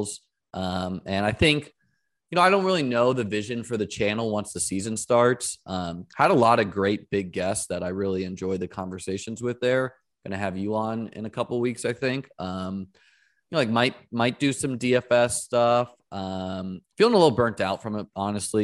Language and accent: English; New Hampshire, United States; now in St. Petersburg, United States; I grew up in New Hampshire